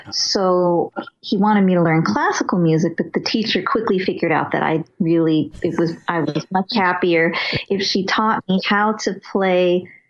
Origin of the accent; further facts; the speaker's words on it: Los Angeles, California, United States; also born or lived in New York; now in Maplewood, United States; I grew up in Los Angeles, in Westwood Village, kind of around the UCLA neighborhood